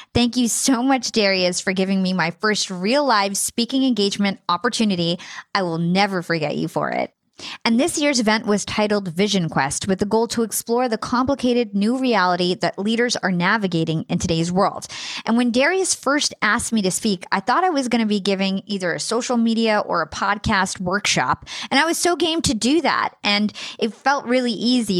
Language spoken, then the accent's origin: English; United States; growing up in America